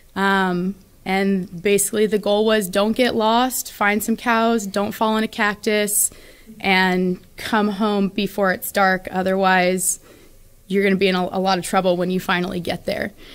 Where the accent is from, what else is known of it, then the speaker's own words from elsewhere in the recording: Phoenix area, Arizona, United States; also born or lived in Enumclaw, Washington; now in San Antonio, United States; when I was in first grade, we moved to Phoenix